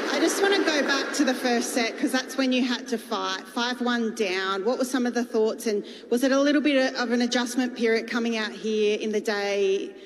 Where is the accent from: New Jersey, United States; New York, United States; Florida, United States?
Florida, United States; South; I'm from South Florida